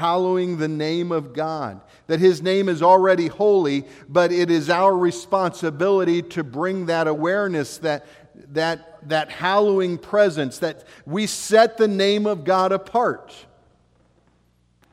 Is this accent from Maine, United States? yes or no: no; Ohio, United States; moved away as an adult; also born or lived in Oregon / South Dakota; I was born and raised in Ohio, lived on in a farming community.